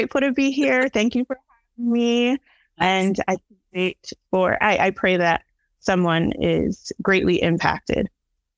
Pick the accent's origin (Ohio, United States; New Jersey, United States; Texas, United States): New Jersey, United States; moved away as an adult; now in Baltimore, United States; I was born in New Jersey and have since relocated to Baltimore, Maryland